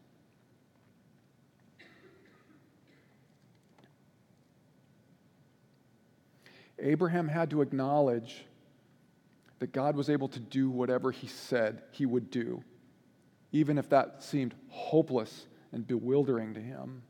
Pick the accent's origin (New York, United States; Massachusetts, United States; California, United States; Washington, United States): Washington, United States; moved away as an adult; also born or lived in Boise, Idaho; I grew up in Washington State, but we lived in Boise, Idaho for about a year and a half.